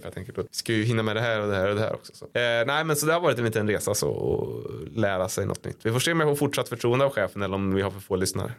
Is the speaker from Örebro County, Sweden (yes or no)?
yes; Degerfors, Örebro County, Sweden; Jag är från Degerfors